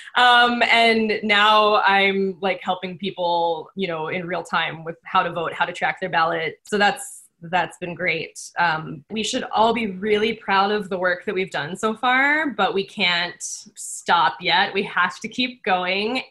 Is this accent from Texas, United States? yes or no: yes; Texas, United States; also born or lived in New York; now in Oregon, United States; I grew up in Texas